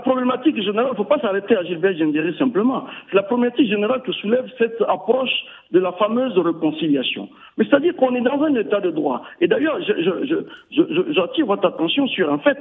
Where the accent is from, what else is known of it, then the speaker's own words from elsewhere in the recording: Burkina Faso; On est tous des Burkinabés